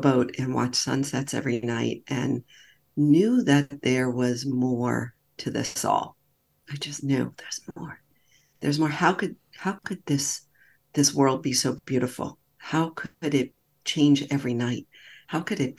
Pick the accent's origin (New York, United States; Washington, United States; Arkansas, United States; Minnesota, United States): New York, United States; I'm from New York